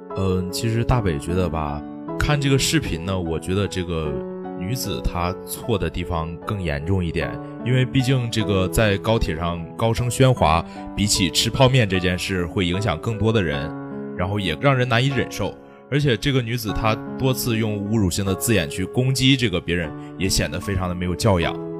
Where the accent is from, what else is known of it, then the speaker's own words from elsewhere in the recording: Jilin, China; now in Nanjing, China; 我是吉林人